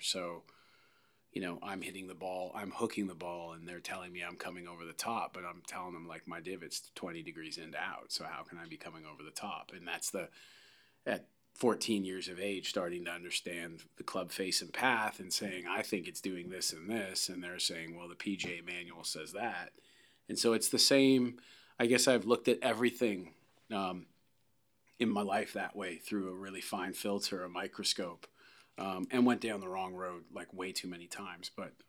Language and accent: English; Canada; also born or lived in Delaware / San Francisco / Los Angeles; First of all, as a Canadian, I'd never seen anything like that. I mean, I grew up for a little while in Delaware, and then I grew up in San Fran and L.A.